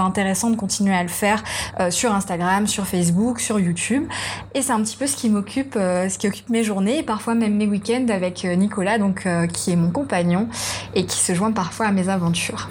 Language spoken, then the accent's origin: French; Réunion; je suis réunionnaise.